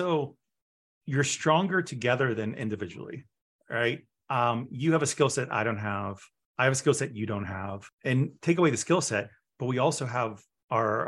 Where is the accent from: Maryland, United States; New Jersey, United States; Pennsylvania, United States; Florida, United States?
Pennsylvania, United States; Pittsburgh; moved away; I'm from Pittsburgh